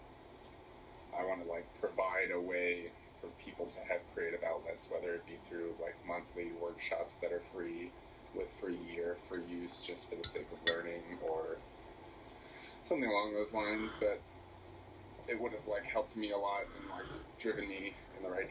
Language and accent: English; Southern California, United States; Raised in Southern California.